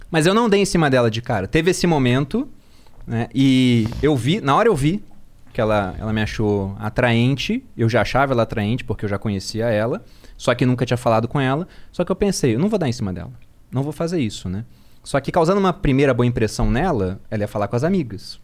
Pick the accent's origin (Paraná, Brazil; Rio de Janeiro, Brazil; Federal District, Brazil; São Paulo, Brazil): Rio de Janeiro, Brazil; Eu era do Rio